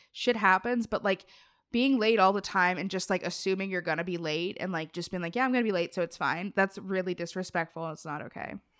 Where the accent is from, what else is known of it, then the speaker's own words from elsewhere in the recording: Cincinnati, Ohio, United States; I'm from Cincinnati, Appalachia area